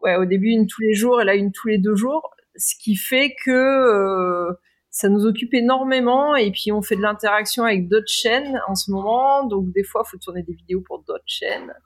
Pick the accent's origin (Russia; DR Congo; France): France; puisqu'on est Français